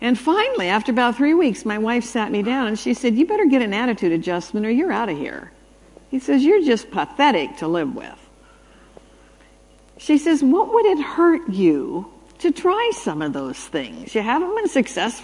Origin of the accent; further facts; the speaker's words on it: Canada; I was raised in Canada